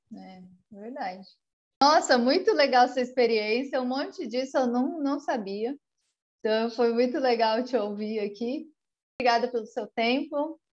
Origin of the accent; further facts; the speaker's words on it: Brazil; moved away as an adult; quando eu saí do Brasil